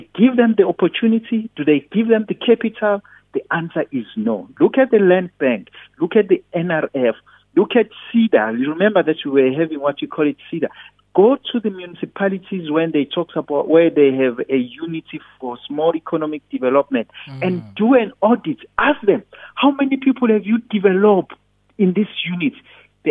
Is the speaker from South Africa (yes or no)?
yes; South Africa; you and I, we grew up here in South Africa